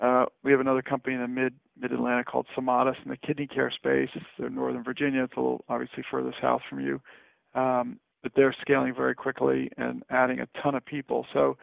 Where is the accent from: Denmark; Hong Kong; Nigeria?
Hong Kong; I grew up in Hong Kong, and so you look back on that in a wildly overcrowded city, and to be in the absolute distinct minority.